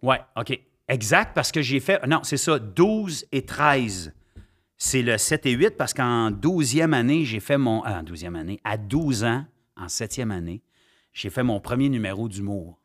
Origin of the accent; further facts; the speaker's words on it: Ottawa, Ontario, Canada; also born or lived in Gatineau, Quebec / Sainte-Agathe-des-Monts, Quebec; je deviens un vrai franco-ontarien à l'âge de dix ans. quand mes parents décident de redeménager, euh, en Ontario, à Ottawa